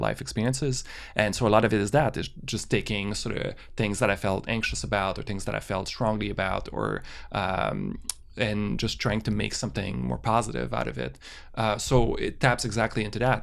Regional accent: Canada; we're Canadian

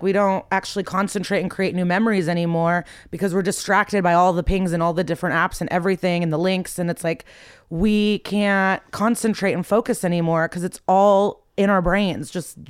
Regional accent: Skokie, Illinois, United States; I grew up in the suburbs of Chicago, like the Nor

